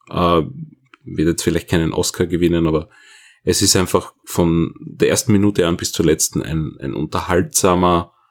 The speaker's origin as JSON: {"language": "German", "country": "Austria", "said": "Als Österreicher ist das etwas ungewohnt."}